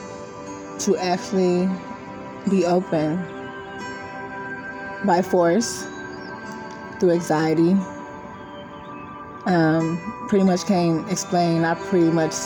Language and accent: English; Austin, Texas, United States; I'm born and raised in Austin, Texas. I'm currently here, still here.